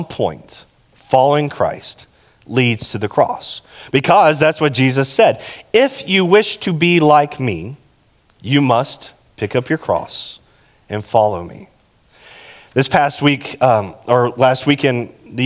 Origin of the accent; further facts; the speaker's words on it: Texas, United States; I'm from Texas, and we don't do good with metaphors